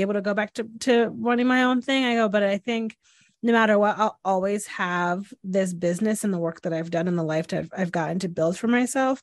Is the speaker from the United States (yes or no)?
yes; Northeast, United States; I'm from the Northeast where we have, like, very large Italian weddings